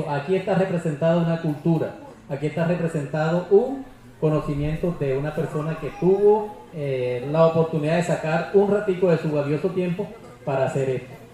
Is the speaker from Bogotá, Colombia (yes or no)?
no; Tierralta, Córdoba, Colombia; vengo del municipio de Tierra Alta.